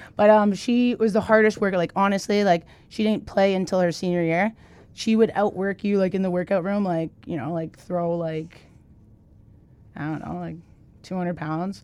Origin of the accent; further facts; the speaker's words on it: Mississauga, Ontario, Canada; moved away; I grew up in Canada, Mississauga, Ontario, which is fifteen minutes from Toronto